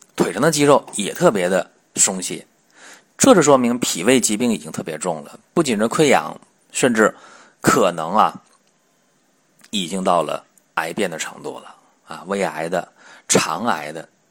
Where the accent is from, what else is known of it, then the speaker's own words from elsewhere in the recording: China; 我们中国人，黄种人